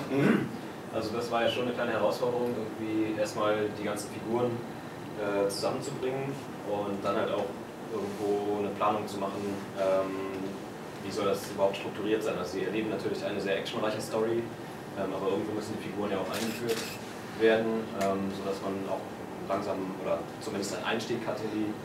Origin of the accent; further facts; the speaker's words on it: Chemnitz, Saxony, Germany; Für Insider Chemnitz ist meine Heimatstadt